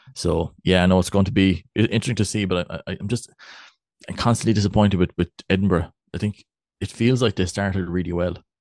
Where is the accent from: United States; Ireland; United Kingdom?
Ireland; West Cork, Munster; accent: West Cork; my, my, my West Cork accent